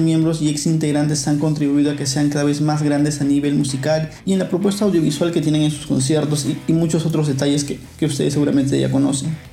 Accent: Peru; soy peruano

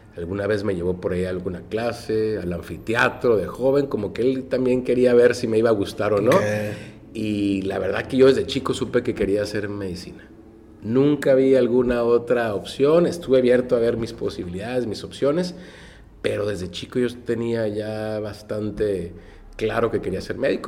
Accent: Tijuana, Baja California, Mexico; yo soy orgullosamente tijuanense y orgullosamente del centro

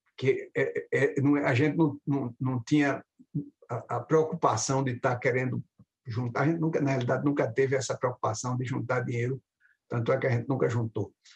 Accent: Recife, Pernambuco, Brazil; moved away as an adult; also born or lived in Sergipe; now in United States; me radiquei em Pernambuco, quando eles se mudaram para lá, em Recife, nos anos, nos anos 1960

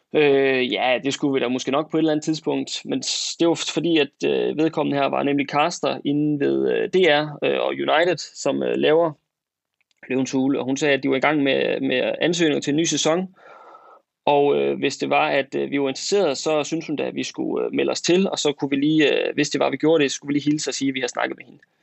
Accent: West Jutland, Central Denmark Region, Denmark; accent: West Jutlandic; moved away as an adult; now in Aarhus, Denmark; er født og opvokset i det mørke Vestjylland, øh, helt ude tæt ved Vesterhavet

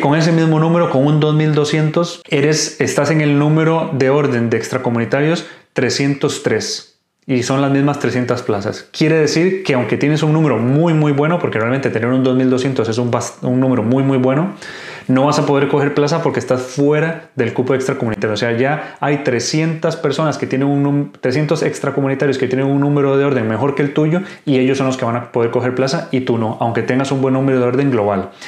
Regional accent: Costa Rica; moved away as an adult; now in Spain; soy médico de Costa Rica, actualmente haciendo la residencia en España

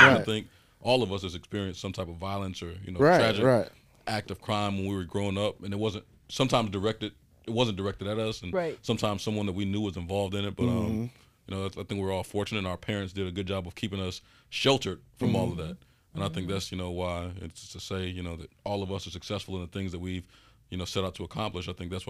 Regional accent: Chicago, Illinois, United States; I grew up in 3120 West Madison. He was in 3054 West Madison. If you've seen the movie Hoop Dreams, Marshall High School was across the street from where we grew up. So, I mean, that's like right in the heart of the west side of Chicago.

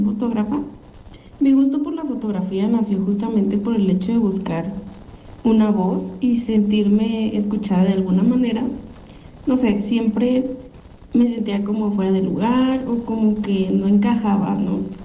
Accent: Tepic, Nayarit, Mexico; now in Guadalajara, Mexico; Nací en Tepic, Nayarit

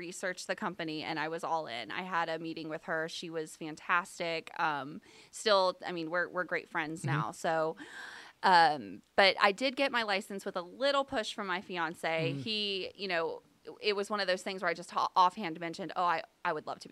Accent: West Virginia, United States; moved away as an adult; now in Jacksonville, United States; sort of a native, but sort of not, because I grew up mostly in West Virginia

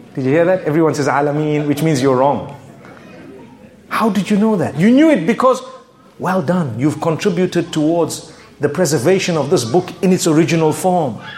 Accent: Zimbabwe; I come from Zimbabwe. You can hear my accent, right?

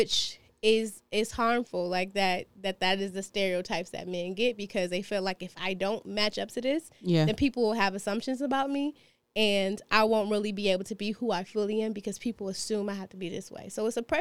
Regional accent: United States; we are as American, Black Americans are as American as it comes

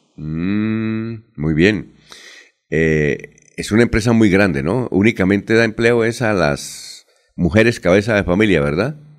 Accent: Bucaramanga, Santander, Colombia; yo vengo de Bucaramanga

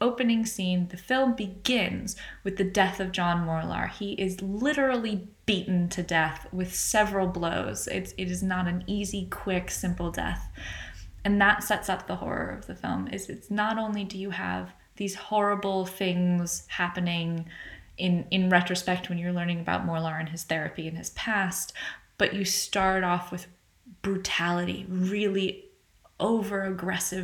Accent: United States; accent: American; as you can tell from my accent, I'm American

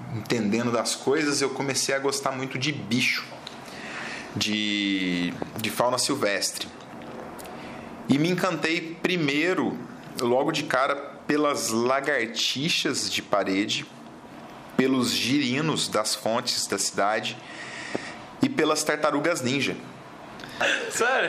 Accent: Poços de Caldas, Minas Gerais, Brazil; Eu sou mineiro de Poços de Caldas, é sul de Minas

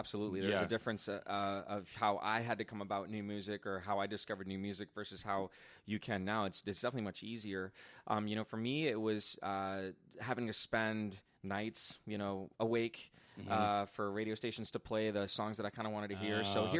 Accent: Bogotá, Colombia; born there; Okay, so I was born in Bogota, Colombia, so

